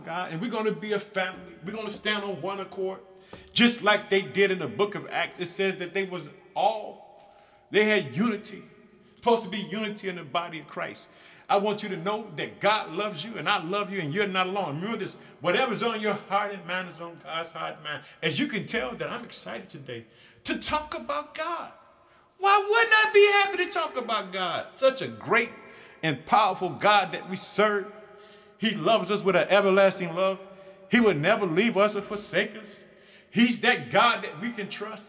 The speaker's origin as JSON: {"language": "English", "region": "Illinois", "country": "United States", "tie": "born or raised there", "said": "my home state of Illinois"}